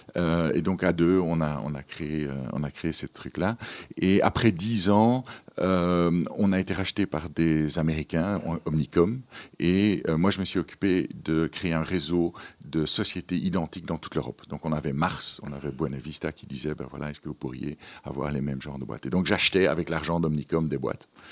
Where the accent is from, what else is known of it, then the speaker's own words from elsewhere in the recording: Ypres, Flanders, Belgium; moved away as an adult; also born or lived in Madagascar / Brussels; Je suis né à Madagascar, mais je n'y ai pas vécu longtemps. J'ai vécu pendant 18 mois, puis mes parents sont, sont rentrés euh, euh, en Flandre, euh, à Ypres en West-Flandre, donc tout à fait dans le petit coin là-bas. et c'est là que j'ai fait mes études